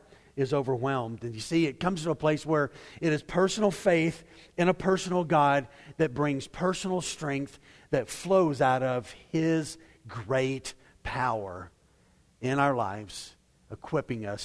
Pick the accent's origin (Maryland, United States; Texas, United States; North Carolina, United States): Texas, United States; Waco; I grew up in Waco